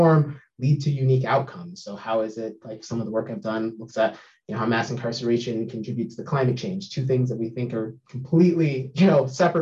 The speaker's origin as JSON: {"language": "English", "town": "Sacramento", "region": "California", "country": "United States", "tie": "born or raised there", "also_born_or_lived": "Humboldt State / Portland", "moved": "yes", "lives_now": "Eugene, United States", "said": "I grew up in Sacramento"}